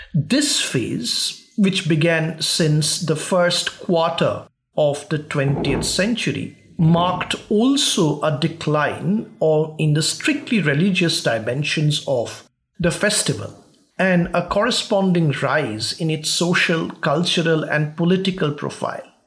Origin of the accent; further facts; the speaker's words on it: West Bengal, India; my home state of West Bengal